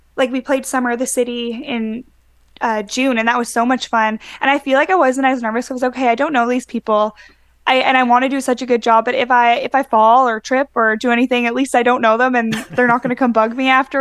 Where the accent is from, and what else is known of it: Winnipegosis, Manitoba, Canada; born or raised there; moved away; also born or lived in Brandon, Manitoba